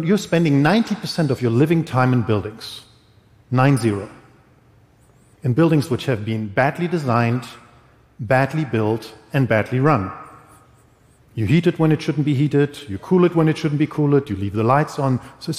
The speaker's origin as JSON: {"language": "English", "region": "Berlin", "country": "Germany", "second_language": "English", "said": "This is a part, I come from Berlin. This is an old industrial part of this town, which we are going to rebuild completely."}